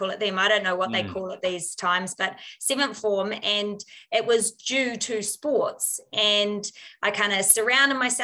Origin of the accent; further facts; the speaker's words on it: New Zealand; our qualifications as a Kiwi over here over in the US